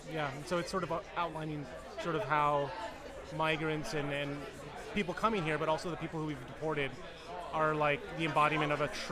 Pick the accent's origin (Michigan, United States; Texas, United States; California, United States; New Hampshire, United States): Texas, United States; Austin; I'm from Austin